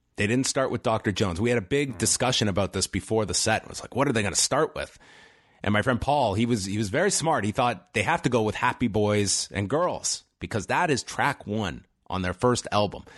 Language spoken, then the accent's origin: English; Canada; if you grew up as a Canadian and are around the age of myself and Wei, we're thirty-four